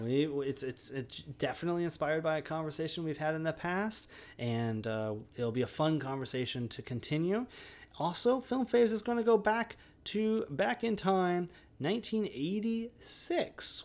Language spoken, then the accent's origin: English; Olympia, Washington, United States; I grew up and live in Olympia.